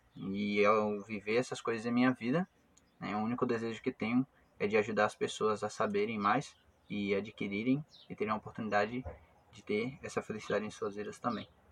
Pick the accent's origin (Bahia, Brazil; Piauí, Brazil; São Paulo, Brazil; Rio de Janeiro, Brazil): Piauí, Brazil; moved away as an adult; now in Rio Grande do Sul, Brazil; eu sou lá do Piauí né, e estou já há um ano e nove meses aqui no Rio Grande do Sul